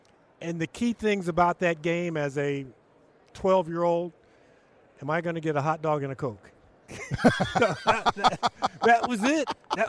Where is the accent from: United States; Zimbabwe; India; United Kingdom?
United States; Los Angeles, California; As a kid growing up in Los Angeles